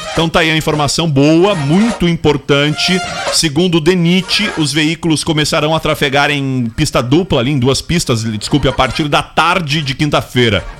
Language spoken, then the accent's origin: Portuguese; Brazil; enquanto brasileiro